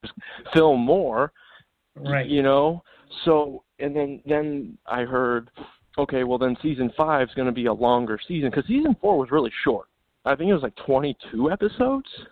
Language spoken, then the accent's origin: English; Illinois, United States; also born or lived in California; now in Las Vegas, United States; I was born and raised in Illinois